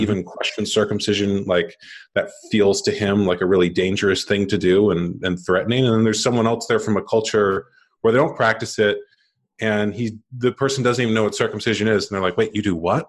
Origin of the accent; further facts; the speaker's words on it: United States; I grew up in America, and like most people, men in America born in the late eighties